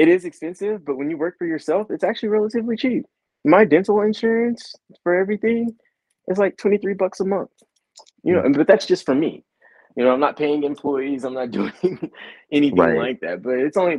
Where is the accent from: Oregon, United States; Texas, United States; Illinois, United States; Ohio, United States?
Texas, United States; West; I'm from West Texas and I'm from the Bible Belt